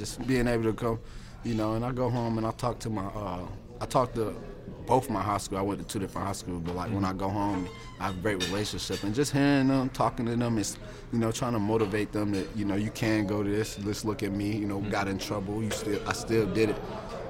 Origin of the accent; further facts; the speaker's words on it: Virginia, United States; I'm from Virginia, but we don't have a Canton, Ohio, you know.